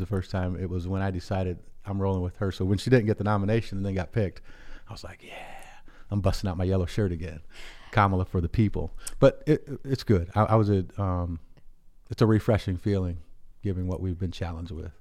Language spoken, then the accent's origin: English; United States; as a black man growing up in America